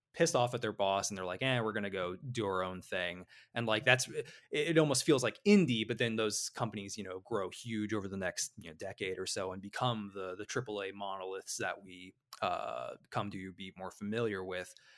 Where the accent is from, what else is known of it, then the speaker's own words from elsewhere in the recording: Illinois, United States; moved away; I'm from Illinois originally